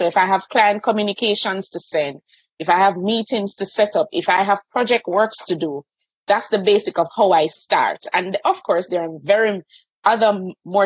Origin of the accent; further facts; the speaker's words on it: Kingston, Jamaica; I'm from Kingston, Jamaica. So I have the privilege of living on an island